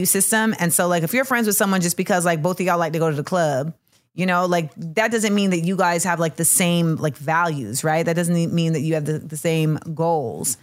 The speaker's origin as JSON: {"language": "English", "region": "Florida", "country": "United States", "also_born_or_lived": "Orlando", "said": "we are both from Florida, and we have both spent time in Orlando in our lives"}